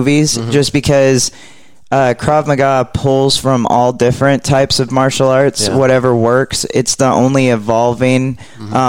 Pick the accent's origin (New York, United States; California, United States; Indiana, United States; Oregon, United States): Oregon, United States; moved away as an adult; now in Texas, United States; I'm from Oregon